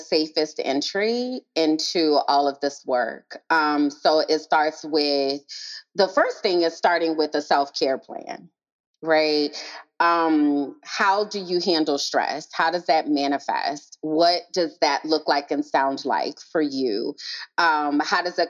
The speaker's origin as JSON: {"language": "English", "town": "New Orleans", "region": "Louisiana", "country": "United States", "tie": "born or raised there", "also_born_or_lived": "Nashville, Tennessee", "moved": "as an adult", "said": "I was raised in New Orleans."}